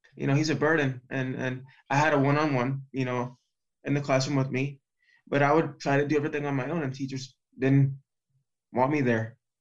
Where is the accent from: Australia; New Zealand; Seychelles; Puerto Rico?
Puerto Rico; now in Florida, United States; in the very first league in Puerto Rico, in my hometown.